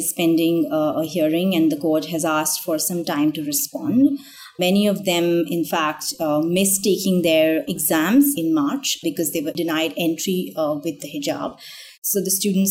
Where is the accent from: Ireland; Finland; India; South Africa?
India; me growing up in India in the 80s and 90s, have never really thought of myself as a Hindu or belonging to any other faith